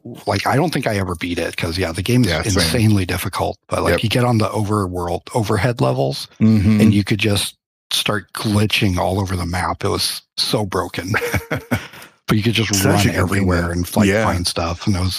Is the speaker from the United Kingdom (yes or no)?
yes; England, United Kingdom; He's Chinese. I'm English.